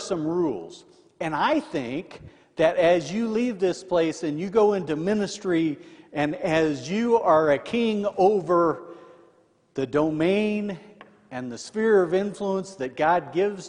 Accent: Indiana, United States; I'm from Indiana.

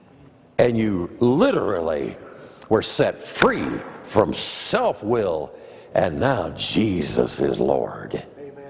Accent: Des Moines, Iowa, United States; I grew up in Des Moines, Iowa

